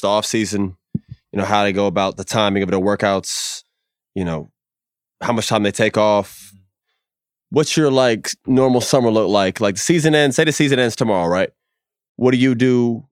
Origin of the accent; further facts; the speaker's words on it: Florida, United States; growing up in Florida